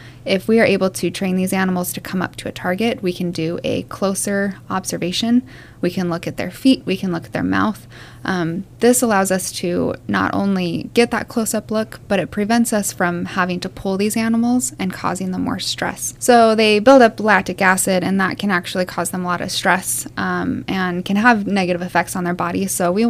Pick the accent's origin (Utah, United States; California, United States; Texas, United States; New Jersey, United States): Utah, United States; Salt Lake City; moved away as an adult; I'm from Utah. Nice. Yep. Salt Lake City.